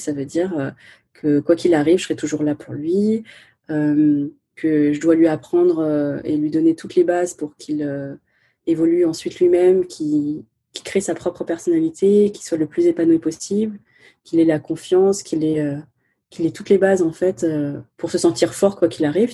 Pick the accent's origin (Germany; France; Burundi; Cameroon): France; first language Chinese; French is a second language; d'origine chinoise, cantonaise et vietnamienne, mais euh, née en France, donc je considère que je suis aussi française